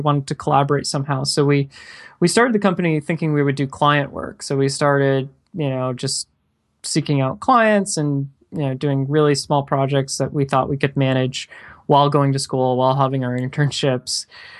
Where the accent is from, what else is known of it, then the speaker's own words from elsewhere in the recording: Clearwater, Florida, United States; now in Orlando, United States; I still am in Orlando. So I've been in Orlando about 10 years. But I grew up in Clearwater, Florida. So yeah, so didn't go far.